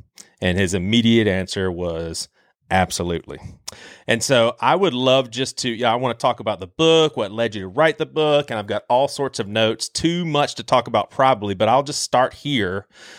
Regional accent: the South, United States; I'm from the South

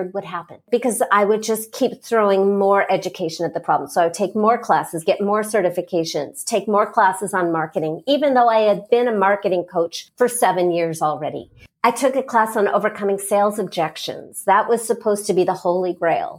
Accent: Los Angeles, California, United States; I started out coaching in Los Angeles because that's my hometown

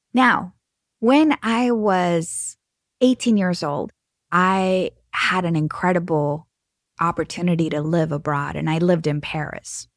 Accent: Mexico; I am from Mexico

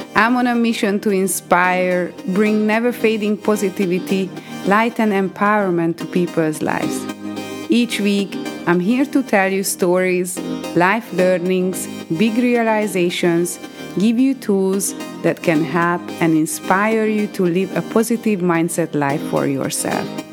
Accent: Hungary; moved away as an adult; now in United Kingdom; I am originally from Hungary and I've been living in the UK for 14 years.

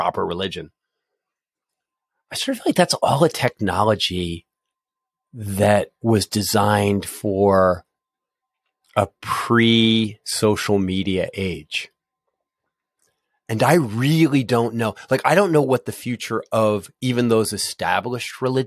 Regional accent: Philadelphia, Pennsylvania, United States; now in Cincinnati, United States; I grew up in Philadelphia and I've lived a bunch of other places, but here I am in Cincinnati

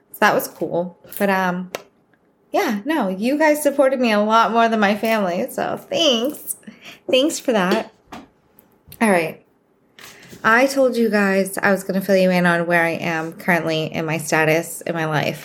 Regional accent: Boston, Massachusetts, United States; accent: Boston; I'm from Boston. So if you notice my accent, that's where it's from

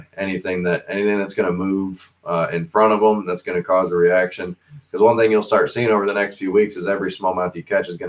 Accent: Southern Michigan, United States; moved away; I'm originally from Michigan, from Southern Michigan

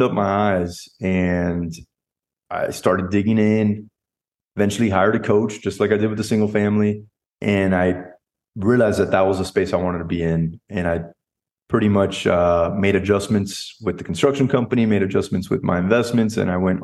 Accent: South Florida, United States; moved away as an adult; now in Dallas, United States; I'm originally from South Florida, born mm-hmm. and raised there

